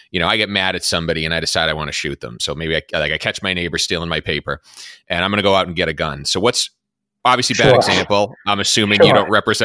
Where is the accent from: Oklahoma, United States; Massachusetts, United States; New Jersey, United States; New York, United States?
Massachusetts, United States; my home state of Massachusetts